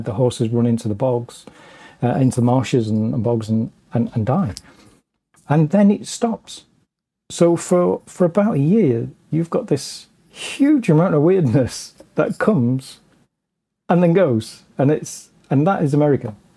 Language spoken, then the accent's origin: English; England, United Kingdom; as an Englishman